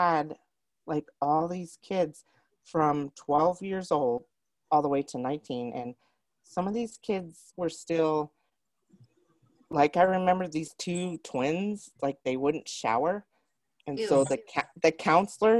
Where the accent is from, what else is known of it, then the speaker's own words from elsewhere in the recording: Roswell, United States; I grew up in Roswell